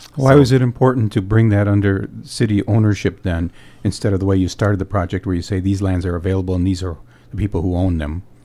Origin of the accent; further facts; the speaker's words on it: Escanaba, Michigan, United States; Michigan's Upper Peninsula is my home, and Escanaba is my hometown.